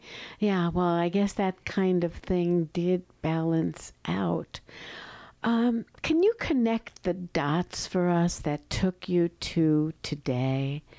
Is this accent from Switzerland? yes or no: no; United States; growing up in the United States, as I did